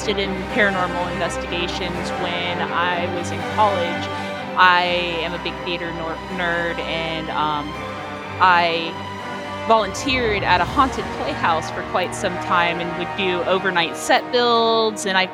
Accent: Orlando, Florida, United States; I would always consider downtown Orlando and the Orlando area my home

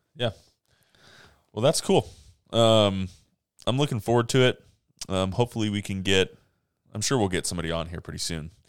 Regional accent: Monterey Peninsula, California, United States; moved away as an adult; also born or lived in Fresno, California; now in Grants Pass, United States; I was born in Southern California, but I've lived most of my life on the Monterey Peninsula in California

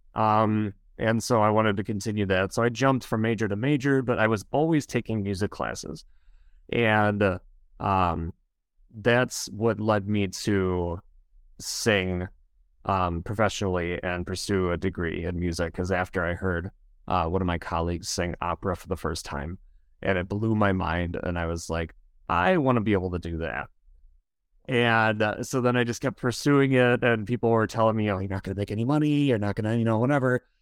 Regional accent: Wisconsin, United States; accent: Wisconsin; I am from Wisconsin.

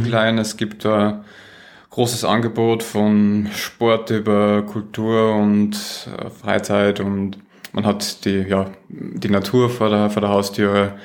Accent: Austria; accent: Austrian; moved away; ich bin Österreicher, das stimmt, ich komme äh, ursprünglich aus Österreich

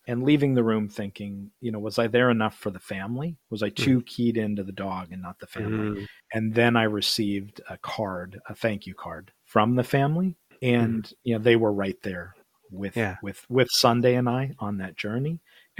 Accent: Midwest, United States; we're both from the Midwest

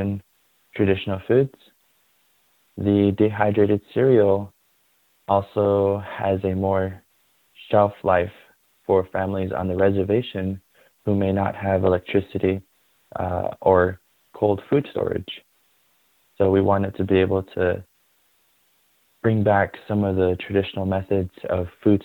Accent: Shiprock, New Mexico, United States; I was born and raised in Shiprock, New Mexico

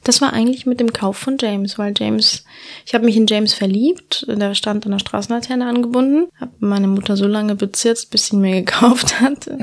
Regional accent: Andalusia, Spain; moved away as an adult; now in Germany; Ja, also ich bin in Andalusien aufgewachsen, auf einer wunderschönen Hacienda.

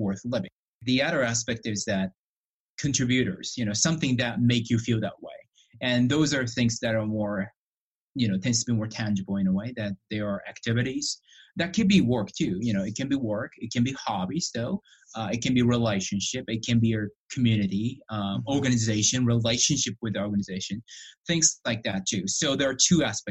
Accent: Japan; moved away as an adult; also born or lived in Illinois / Alberta; now in Canada; I was born and raised in Japan for about 21 years.

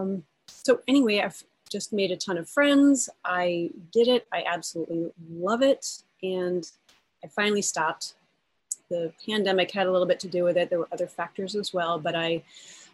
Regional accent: Alexandria, Louisiana, United States; moved away; I was born in Alexandria, Louisiana

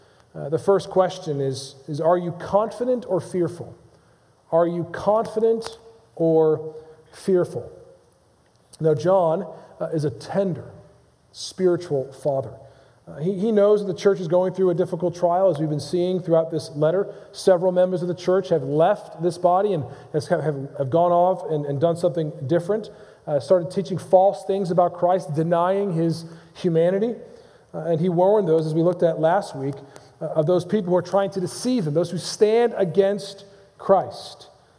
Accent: Modena, Emilia-Romagna, Italy; Arrigo Pola, a professional tenor in my hometown of Modena, Italy, took me in as a pupil.

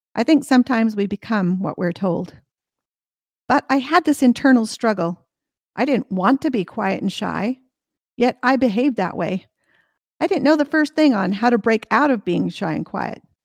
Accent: United States; the state where I was born and raised, which was already a top fifty market.

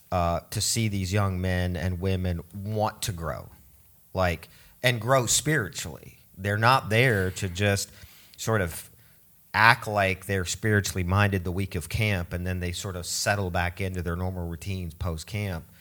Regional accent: Oregon, United States; also born or lived in Switzerland; growing up in Switzerland and then in Oregon, we didn't have television in our home.

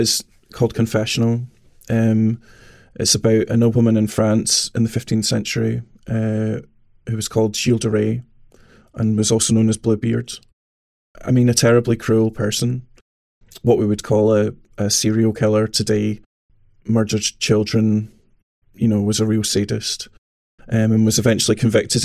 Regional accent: Scotland, United Kingdom; I'm a composer from Scotland

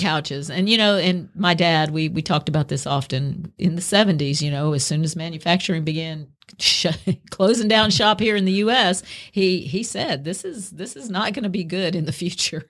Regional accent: the South, United States; I'm a Southerner

